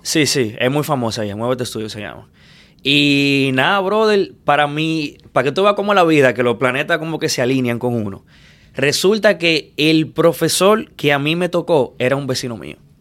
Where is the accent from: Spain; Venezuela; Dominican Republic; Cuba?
Dominican Republic; Santo Domingo; moved away as an adult; now in Miami, United States; yo nací en Villamella